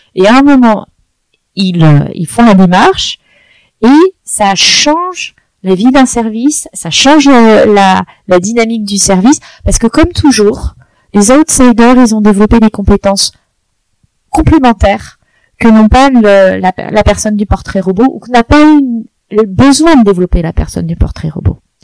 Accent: France; culturellement en tant que Français

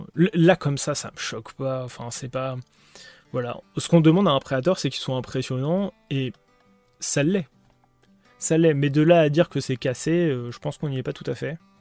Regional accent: France; on est français

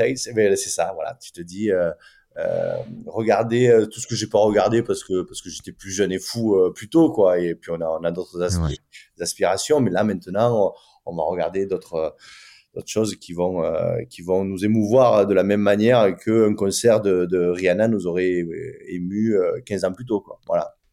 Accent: France; nous on est français

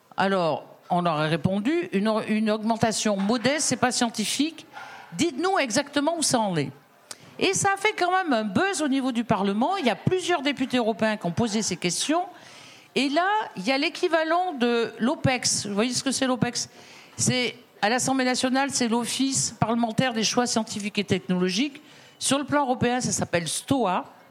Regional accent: Drôme, Auvergne-Rhône-Alpes, France; moi je viens de la Drôme

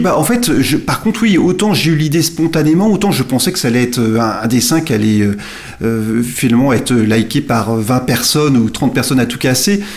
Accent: Nantes, Pays de la Loire, France; moved away as an adult; now in Somme, France; Je suis natif de Nantes où j'ai vécu jusqu'à mes 29 euh, ans

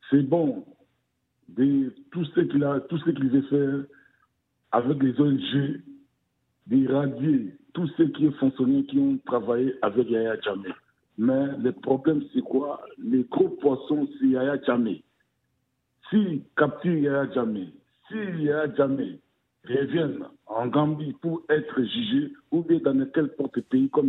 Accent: DR Congo; comme chez nous au Congo, Kinshasa.

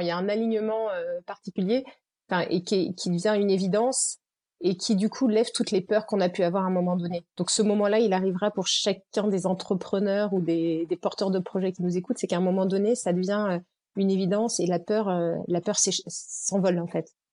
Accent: Normandy, France; moved away as an adult; also born or lived in Nancy; je suis normande

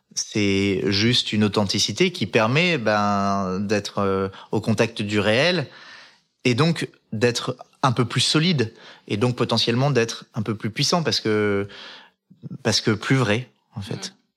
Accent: Les Arcs, Auvergne-Rhône-Alpes, France; j'ai grandi en Savoie, dans la station de ski des Arcs

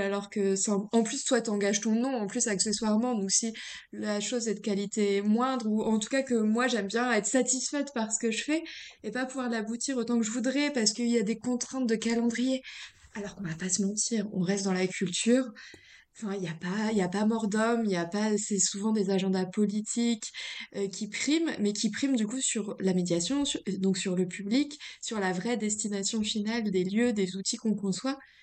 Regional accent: Reims, Grand Est, France; moved away; je viens de Reims

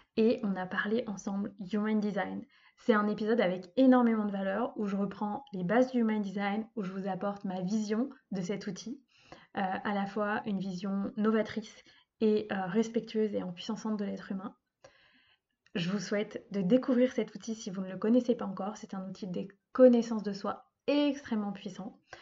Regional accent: Brittany, France; moved away as an adult; also born or lived in Lyon region; Actuellement, je vis euh, en Bretagne, près de là où j'ai grandi, après avoir habité plusieurs années dans la région lyonnaise

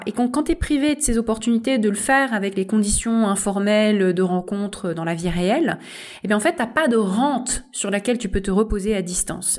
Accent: France; nous-mêmes, on est un pays d'externalisation de compétences d'ingénierie

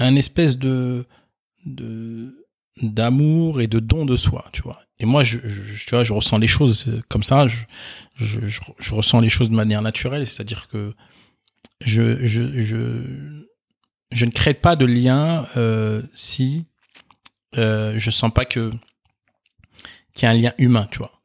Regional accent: Nord-Pas-de-Calais, Hauts-de-France, France; je suis né ici en France, euh, dans, dans le Nord-Pas-de-Calais

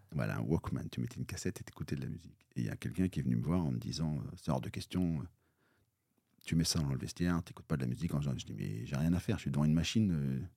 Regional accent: Bayeux, Normandy, France; moi je suis normand, donc je suis né à, côté de Bayeux, j'ai fait un collège, euh, puis le lycée

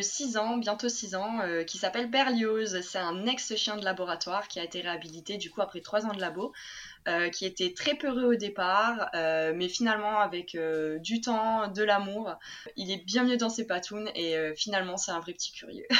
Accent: Lille, Hauts-de-France, France; also born or lived in Japan; je viens de Lille hein, de base

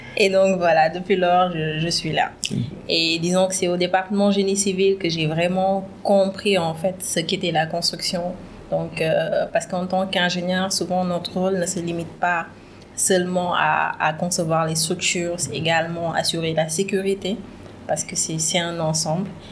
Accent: Thiès, Senegal; suis sénégalaise, j'ai principalement grandi à Chess

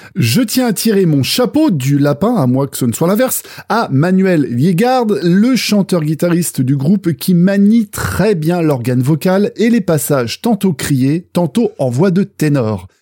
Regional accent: Brittany, France; ma terre natale, maternelle qu'est la Bretagne

